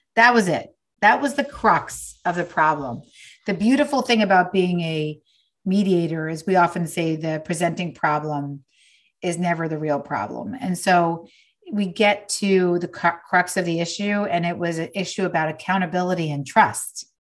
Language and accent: English; New York, United States; now in Los Angeles, United States; I'm from New York, but I live in LA now